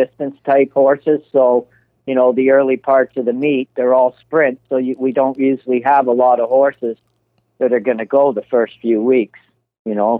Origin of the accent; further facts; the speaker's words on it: Canada; we're all from Canada.